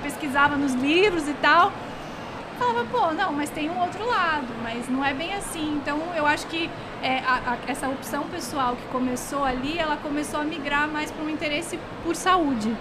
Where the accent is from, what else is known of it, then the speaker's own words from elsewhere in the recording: Rio Grande do Sul, Brazil; eu sou gaúcha